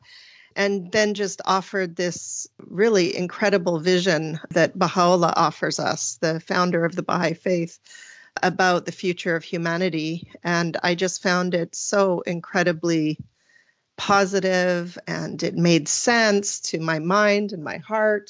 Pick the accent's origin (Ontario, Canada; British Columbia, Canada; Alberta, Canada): British Columbia, Canada; Vernon; I call myself a BC girl, a British Columbia girl, because I was born and raised right in the Central Valley of the Okanagan in a place called Vernon